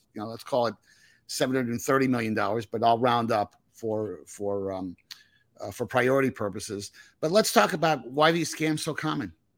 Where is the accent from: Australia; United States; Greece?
United States; Northern New Jersey; I'm from Northern New Jersey.